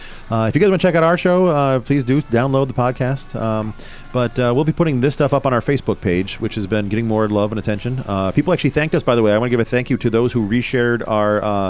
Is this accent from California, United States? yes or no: no; New York, United States; I'm from New York.